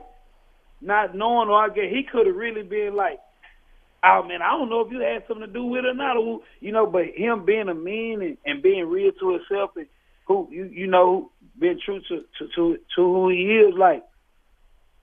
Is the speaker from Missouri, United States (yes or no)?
no; Fort Worth, Texas, United States; I'm from Fort Worth, so I'm from the Dallas Fort Worth area.